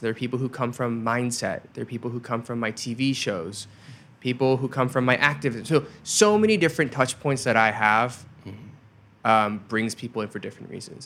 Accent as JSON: {"language": "English", "country": "United States", "also_born_or_lived": "Korea", "said": "I don't belong in Korea because it's I'm too American. I don't belong in America because I'm too Korean"}